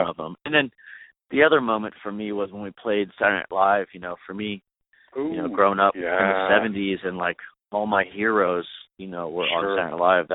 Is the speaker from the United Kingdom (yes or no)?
no; York, Pennsylvania, United States; moved away as an adult; now in Los Angeles, United States; I'm a kid from Pennsylvania